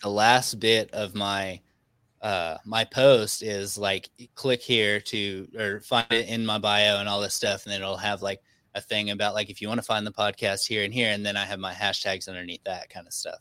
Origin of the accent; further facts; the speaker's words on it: Arkansas, United States; now in Texas, United States; I'm actually from Arkansas. I live in Texas